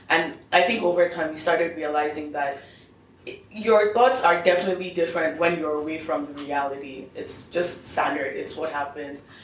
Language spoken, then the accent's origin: English; Nigeria; I'm still Nigerian. I still have a responsibility to talk about that. What happens in Nigeria still affects me.